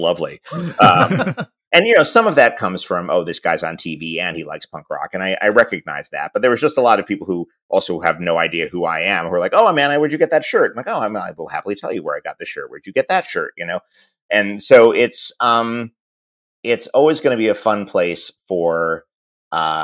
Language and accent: English; New York, United States; growing up in New York